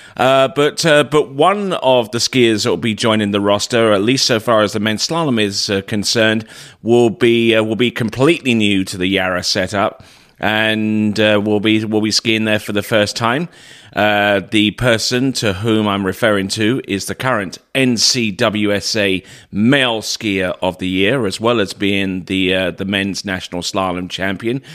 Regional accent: United Kingdom; moved away; I'm originally from the United Kingdom

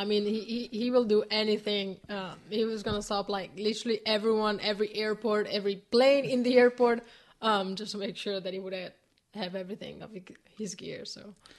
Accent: Italy; moved away; it's my hometown

